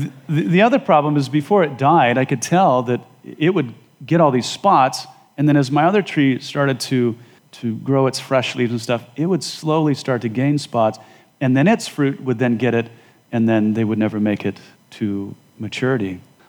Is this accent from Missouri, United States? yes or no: no; Wyoming, United States; moved away; As you know, I came from Wyoming and I lived at 7,000 feet. We couldn't grow much of anything.